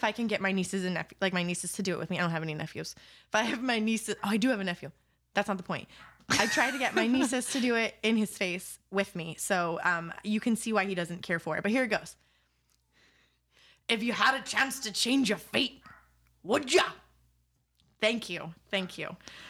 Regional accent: California, United States; I've developed one where people think I am not from California, but I am born and raised.

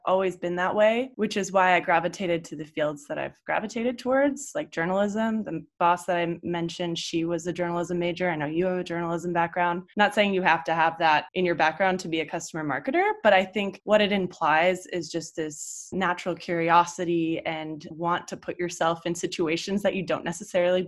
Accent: Indiana, United States; moved away as an adult; also born or lived in San Francisco, California; now in Berlin, Germany; I'm originally from Indiana, and I made my way to the great state of California right after college

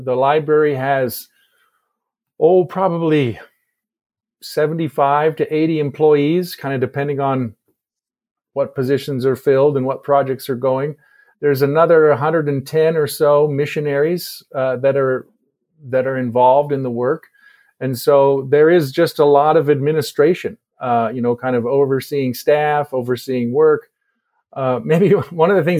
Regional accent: just outside of Baltimore, Maryland, United States; moved away as an adult; also born or lived in Indiana / El Paso, Texas; I grew up in Maryland, just outside of Baltimore

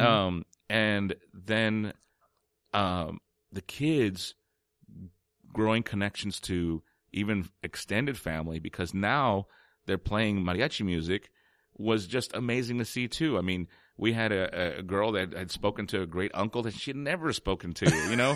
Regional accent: San Antonio, Texas, United States; growing up in San Antonio.

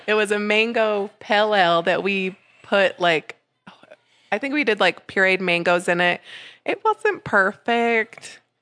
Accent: Parowan, Utah, United States; also born or lived in St. George, Utah / Salt Lake City, Utah; I was born and raised in Parowan

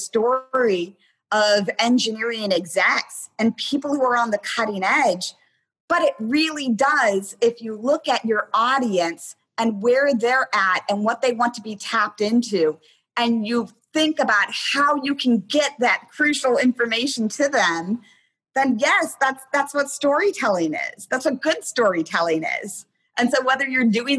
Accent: Hicksville, Ohio, United States; moved away as an adult; also born or lived in Tanzania; I started writing newspaper articles for my hometown newspaper because I'm from a very small town called, it's literally called Hicksville, Ohio.

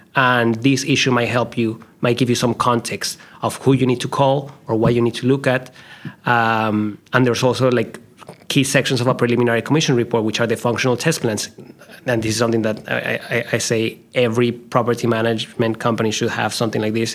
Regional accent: Colombia; moved away; when I was growing up in Colombia

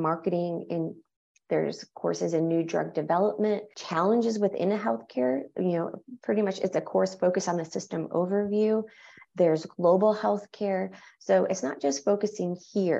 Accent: New York, United States; now in North Carolina, United States; I'm from New York

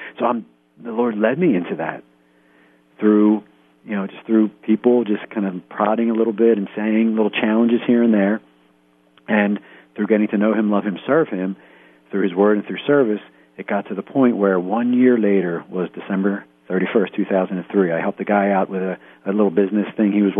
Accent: outside of Philly, Pennsylvania, United States; we're living in the house I grew up in outside of Philly.

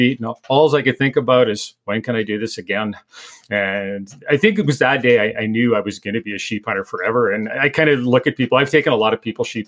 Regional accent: Manitoba, Canada; moved away as an adult; now in Alberta, Canada; I was from Manitoba at the time, went back, kind of made some arrangements and decided I was going to move to Alberta and be a sheep hunter.

